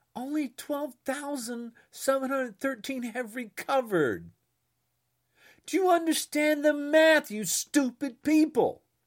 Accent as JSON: {"language": "English", "country": "United States", "said": "I am American"}